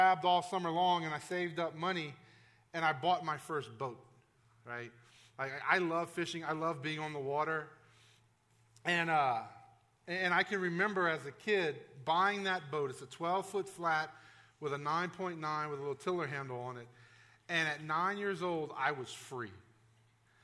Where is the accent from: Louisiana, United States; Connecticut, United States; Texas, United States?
Louisiana, United States; South; I grew up in South Louisiana.